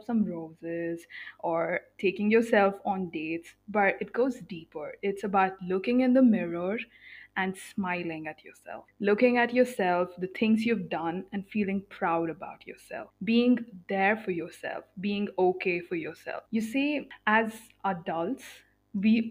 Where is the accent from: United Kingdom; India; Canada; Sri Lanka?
India; I am born and brought up in India in a middle class family